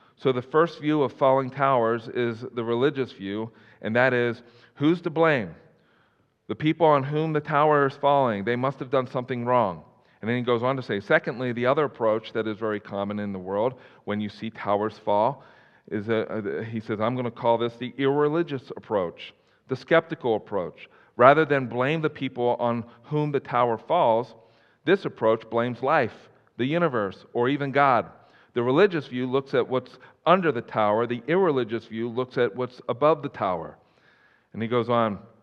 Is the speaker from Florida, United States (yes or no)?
no; Philadelphia, Pennsylvania, United States; moved away as an adult; also born or lived in Colorado; now in Wyoming, United States; I'm originally from the Philadelphia area